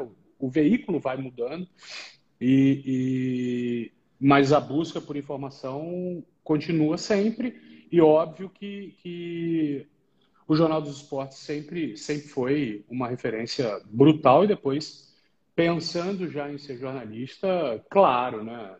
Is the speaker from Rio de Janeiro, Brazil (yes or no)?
yes; Rio de Janeiro, Brazil; moved away as an adult; now in São Paulo, Brazil; sou carioca de nascimento, tenho orgulho, não escondo